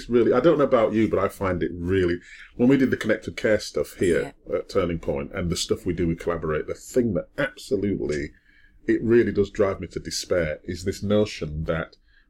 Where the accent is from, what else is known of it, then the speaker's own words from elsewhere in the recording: Wakefield, Yorkshire and the Humber, United Kingdom; I wasn't adopted, but I mean, I was brought up in Wakefield. I was very poor.